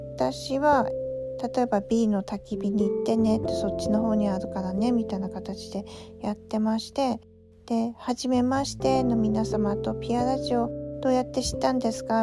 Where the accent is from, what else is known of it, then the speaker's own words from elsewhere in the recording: Aomori, Japan; accent: Tsugaru dialect; now in Tokyo, Japan; 実は私も青森なんですよ、ということで、なぜか東京にお互い住みながら、こんな風に津軽弁が出てきたりとか